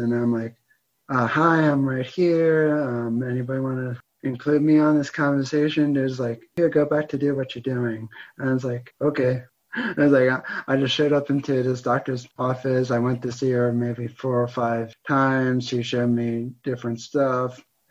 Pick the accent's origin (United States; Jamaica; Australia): United States; Pennsylvania; also born or lived in New Jersey; I was born in New Jersey, but then I moved to Pennsylvania around 2001, 2002.